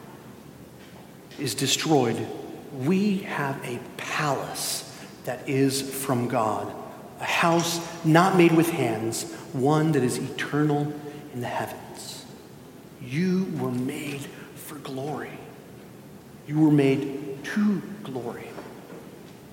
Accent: Spain; moved away; I grew up in Spain

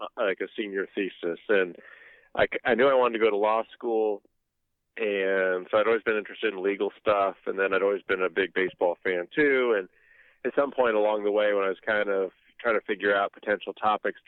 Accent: Ohio, United States; I'm from Ohio

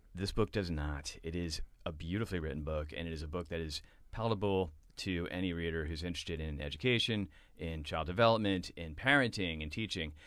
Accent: Boston, Massachusetts, United States; back from London to Boston, where I grew up.

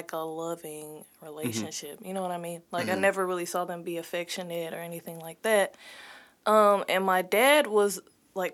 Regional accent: Cool Valley, Missouri, United States; also born or lived in North County, St. Louis; I'm from Cool Valley

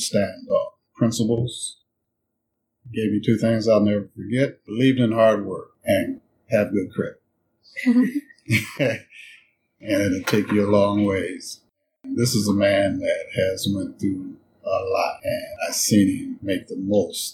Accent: Des Moines, Iowa, United States; I went to Byrd Elementary School, to Callanan Junior High, to North Des Moines High School

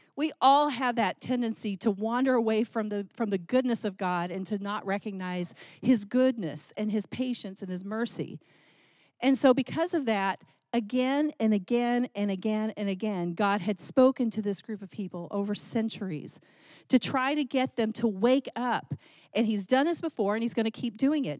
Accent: Texas, United States; I grew up in Texas

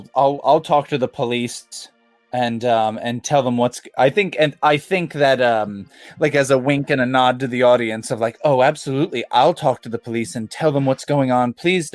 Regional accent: Nantucket, Massachusetts, United States; I'm becoming very southern despite the fact that I'm from Nantucket.

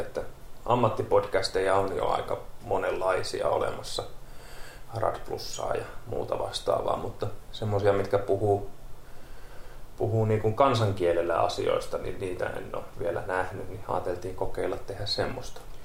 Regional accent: Kerava, Uusimaa, Finland; moved away as an adult; now in Lappeenranta, Finland; mä oon alun perin Keravalta

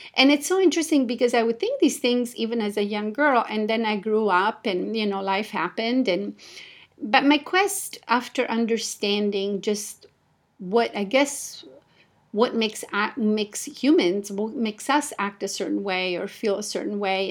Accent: Italy; moved away as an adult; also born or lived in Japan; I was born and raised in Italy

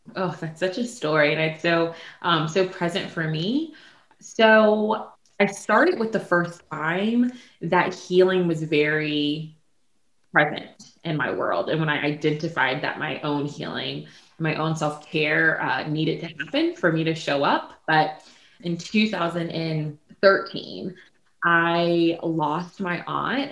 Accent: Prince George, Virginia, United States; now in Richmond, United States; I am um, from Prince George, Virginia, and um, currently I reside in Richmond, Virginia

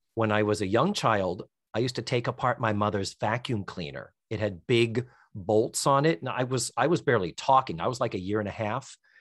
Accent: Brockton, Massachusetts, United States; moved away; They're up in Brockton. They're still up in my hometown

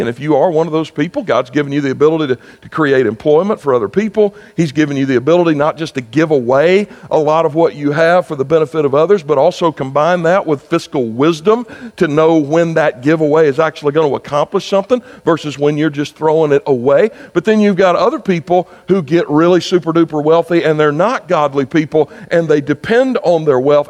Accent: South Carolina, United States; my home state of South Carolina

